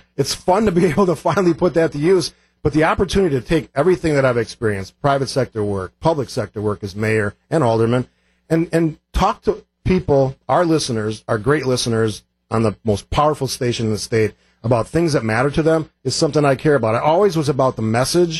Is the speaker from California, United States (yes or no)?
no; Cudahy, Wisconsin, United States; also born or lived in Oak Creek, Wisconsin; I grew up in Cudahy, moved to Oak Creek when I was a freshman in high school